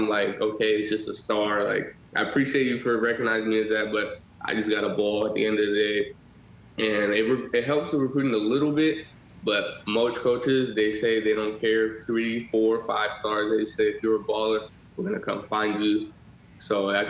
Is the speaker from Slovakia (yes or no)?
no; San Diego, California, United States; also born or lived in the South; I'm in my hometown